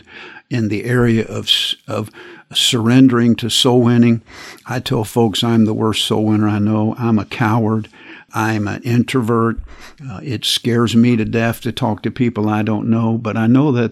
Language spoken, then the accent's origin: English; United States; I'm an American, and I live in this country